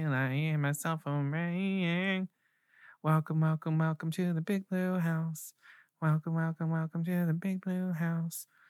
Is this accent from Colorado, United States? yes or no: no; Baltimore, Maryland, United States; I'm from Maryland, I'm from right outside of Baltimore